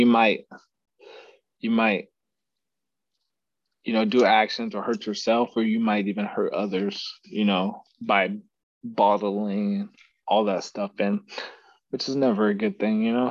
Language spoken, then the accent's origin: English; Texas, United States; moved away as an adult; back in Texas, my hometown